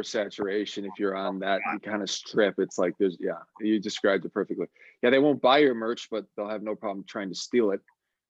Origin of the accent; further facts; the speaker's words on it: Texas, United States; We didn't even know these guys at the time because, we're coming from Texas.